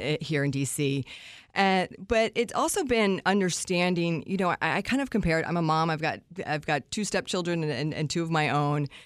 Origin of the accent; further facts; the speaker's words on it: Washington, District of Columbia, United States; being on, on a morning show in my hometown